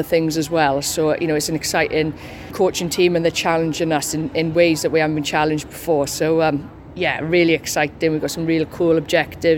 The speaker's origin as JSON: {"language": "English", "region": "Wales", "country": "United Kingdom", "said": "as Welsh girls we are"}